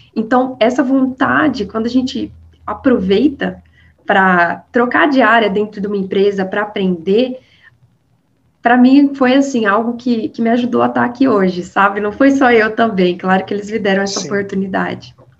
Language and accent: Portuguese; Minas Gerais, Brazil; accent: mineiro; mineira, com certeza, não tem como fugir dessa raiz, né? O sotaque não engana